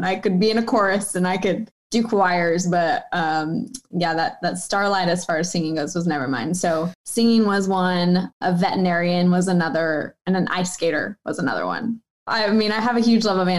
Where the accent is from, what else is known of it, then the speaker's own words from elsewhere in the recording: Wichita, Kansas, United States; moved away; went back home to Wichita. So Kansas State is like 3 hours from my hometown